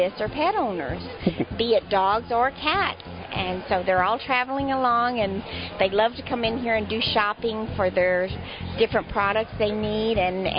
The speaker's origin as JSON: {"language": "English", "town": "Houston", "region": "Texas", "country": "United States", "moved": "yes", "lives_now": "California, United States", "said": "I was originally from Houston"}